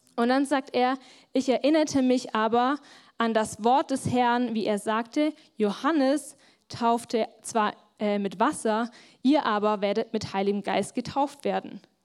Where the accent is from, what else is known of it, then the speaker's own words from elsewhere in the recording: Germany; wir vor allem als Deutsche